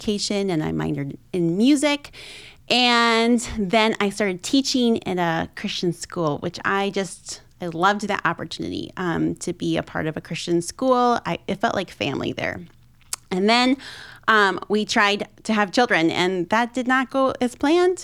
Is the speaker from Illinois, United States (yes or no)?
yes; 45 minutes north of Chicago, Illinois, United States; I grew up in the Midwest in Illinois